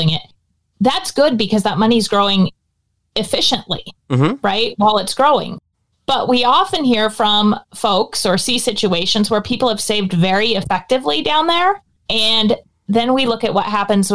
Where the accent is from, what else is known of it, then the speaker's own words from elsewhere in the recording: Portland, Oregon, United States; I'm from Portland, Oregon, and it rains here.